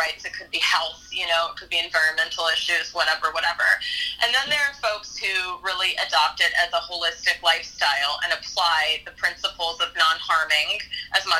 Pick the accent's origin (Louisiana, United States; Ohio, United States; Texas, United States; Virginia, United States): Texas, United States; Dallas; I grew up in Texas